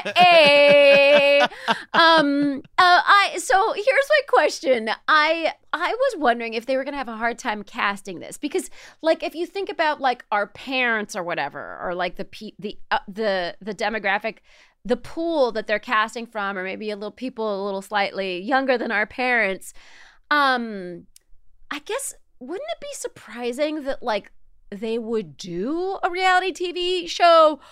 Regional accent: Palm Springs, California, United States; who I grew up with in Yale, Palm Springs, California

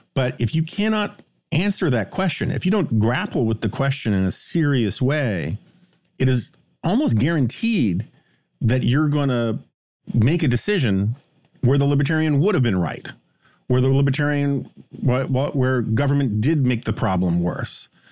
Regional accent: New York City, New York, United States; we were city kids

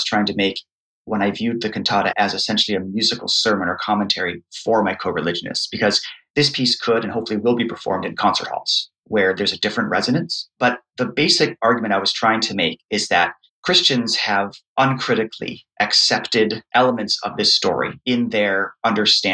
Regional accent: United States; an American Protestant who comes from an evangelical background

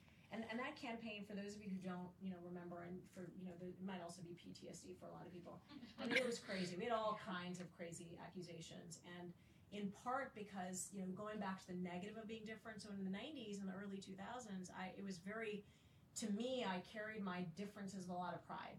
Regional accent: Saudi Arabia; also born or lived in Kalamazoo, Michigan, United States; now in United States; I was Muslim and growing up in Saudi Arabia

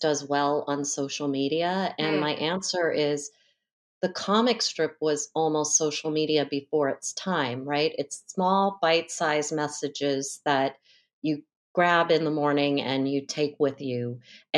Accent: Northern California, United States; I'm from Northern California

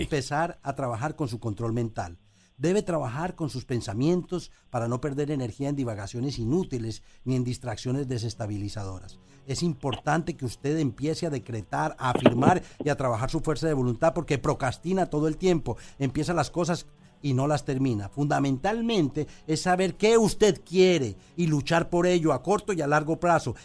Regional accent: Colombia; moved away as an adult; now in Puerto Rico; fui a Bogotá, eh, a Colombia donde soy

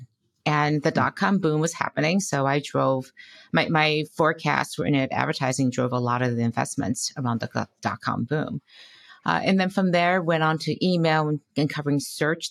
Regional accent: Detroit, Michigan, United States; moved away as an adult; also born or lived in Boston / Silicon Valley, California; I grew up in Detroit, Michigan

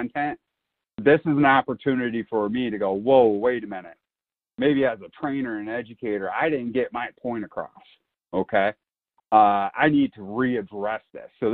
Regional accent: Iowa, United States; where I grew up in Iowa

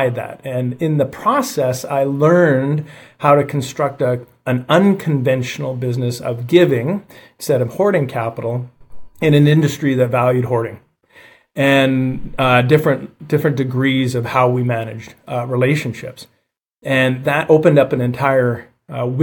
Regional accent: Calgary, Alberta, Canada; I was born and raised in Calgary, Alberta, Canada

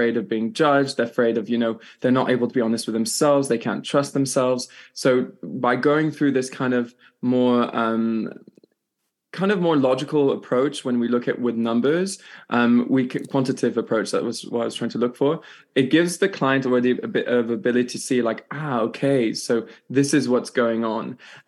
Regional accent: France; also born or lived in Switzerland; I'm Irish, British and Canadian, born in Switzerland and grew up in France.

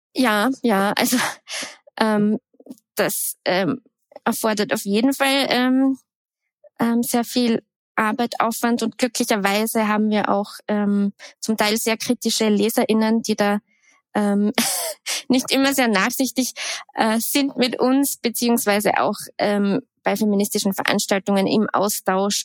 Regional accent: Austria; moved away as an adult; also born or lived in Graz / Vienna; Ich bin am Land aufgewachsen

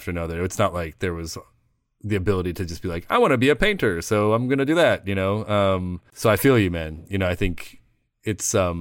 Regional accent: Midwest, United States; I grew up in the Midwest

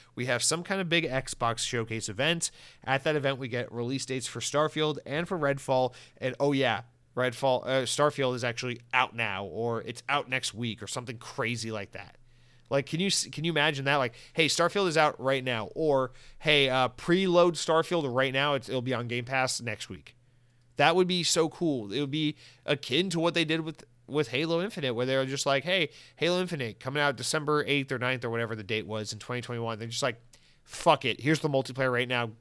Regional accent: Atlanta, Georgia, United States; now in Florida, United States; I'm from the South. Atlanta's my home. Now I live in Florida.

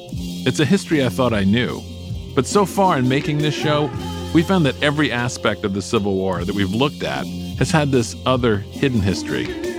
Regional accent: Charleston, South Carolina, United States; growing up in Charleston, South Carolina

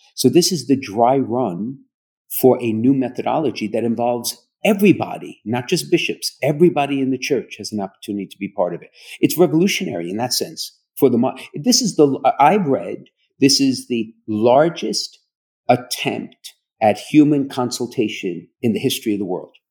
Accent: New York City, New York, United States; moved away; I grew up in Brooklyn

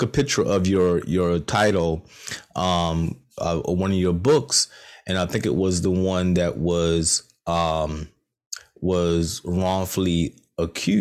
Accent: Rocky Mount, North Carolina, United States; I'm from Rocky Mount, not too far from Goldsboro.

